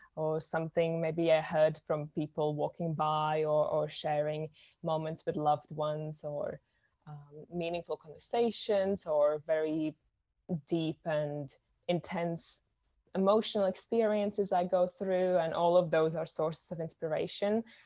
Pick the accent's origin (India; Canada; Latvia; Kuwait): Latvia; I am from Latvia, which is a tiny little country in Europe